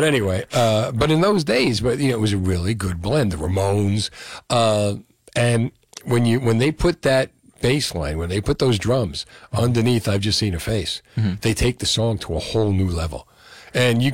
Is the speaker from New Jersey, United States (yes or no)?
yes; Freehold, New Jersey, United States; I'm from Freehold too